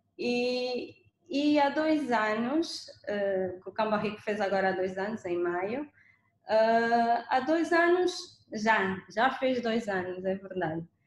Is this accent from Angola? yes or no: yes; Angola; nos anos 90, quando eu, quando eu era pequenina em Angola